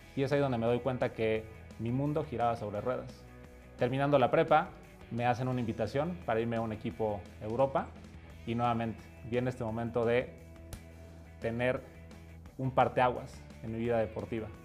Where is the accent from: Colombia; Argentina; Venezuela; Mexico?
Mexico; Soy mexicano, tengo 33 años